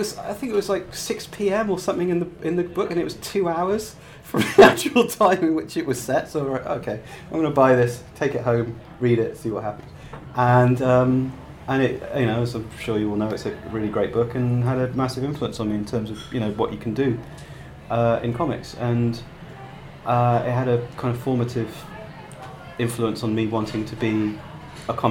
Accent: Gloucestershire, South West England, United Kingdom; moved away as an adult; also born or lived in Cardiff / Bristol; I grew up in a small town in Gloucestershire with no comic shop

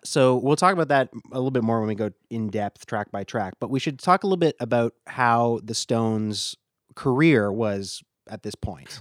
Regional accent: Canada; we're both Canadian

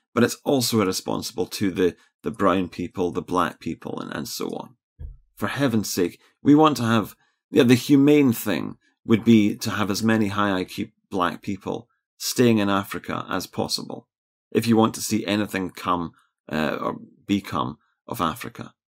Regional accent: Scotland, United Kingdom

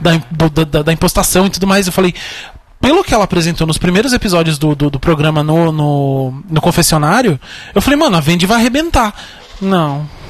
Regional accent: Brazil; um brasileiro, homem, branco

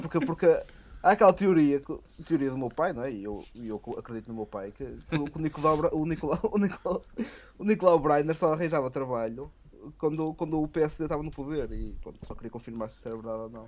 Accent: Ponte da Barca, Norte, Portugal; da minha terra, de Ponta Barca

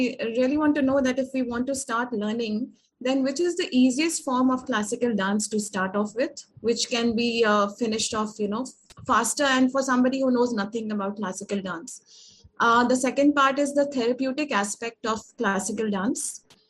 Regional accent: North India, India; I'm also from the North India.

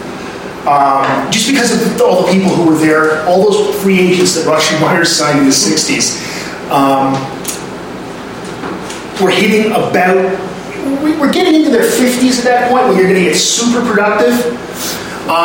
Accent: Canada; I'm Canadian

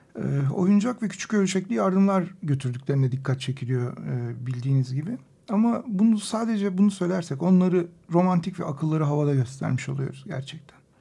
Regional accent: Turkey; Burası Orta Doğu, burası Türkiye, burası bizim coğrafyamız.

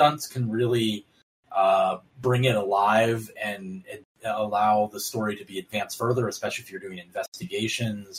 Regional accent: Baltimore, Maryland, United States; I'm from Baltimore

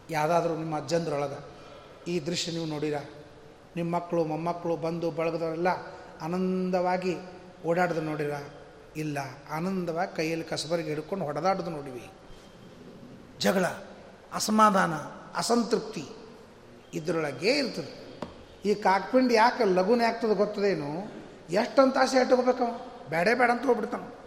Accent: North Karnataka, India; ನಮ್ಮ ಹಳ್ಳಿ ಉತ್ತರ ಕರ್ನಾಟಕ ಭಾಷಾದವ್ರು

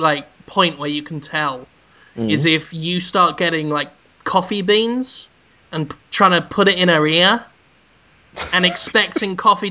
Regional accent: United Kingdom; now in United States; growing up as a Brit

